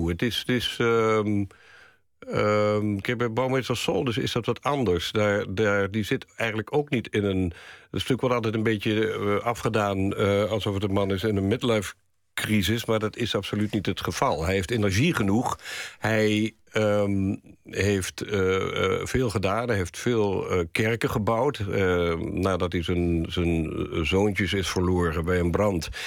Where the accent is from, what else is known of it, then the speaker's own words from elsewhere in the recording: Curaçao; born there; Ja, ik ben geboren in Curaçao.